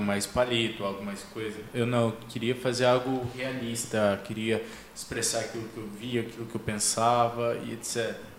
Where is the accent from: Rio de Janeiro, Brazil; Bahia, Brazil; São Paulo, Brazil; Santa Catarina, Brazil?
São Paulo, Brazil; Sorocaba; moved away; eu nasci em Sorocaba, né? Eu sou paulista.